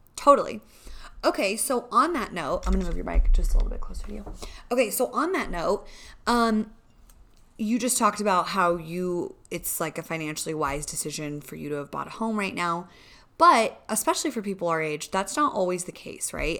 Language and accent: English; California, United States; moved away as an adult; now in Colorado Springs, United States; we're from California